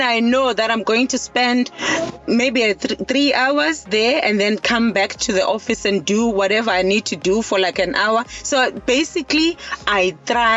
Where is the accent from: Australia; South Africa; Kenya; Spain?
South Africa; Eastern Cape; now in KwaZulu-Natal, South Africa; I'm all the way from the Eastern Cape. I grew up in the Eastern Cape. However, I'm based in KZN now.